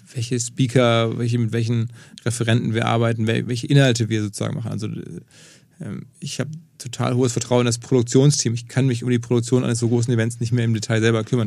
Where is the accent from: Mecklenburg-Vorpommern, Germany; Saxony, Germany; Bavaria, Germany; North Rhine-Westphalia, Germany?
North Rhine-Westphalia, Germany; Essen; moved away as an adult; now in Hamburg, Germany; gebürtig aus Essen im Ruhrgebiet, seit über 20, ja, fast 20 Jahren jetzt hier, wie viele sind jetzt genau? 22 Jahre in Hamburg